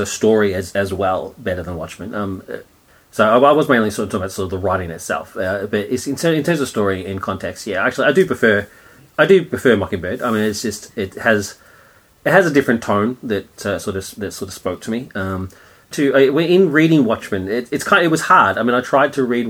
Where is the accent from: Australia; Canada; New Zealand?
Australia; being an Australian